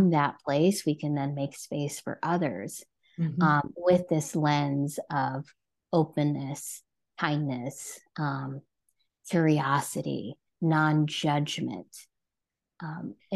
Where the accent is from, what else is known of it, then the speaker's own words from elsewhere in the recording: New Jersey, United States; also born or lived in California / Washington; now in Connecticut, United States; I have born and raised in New Jersey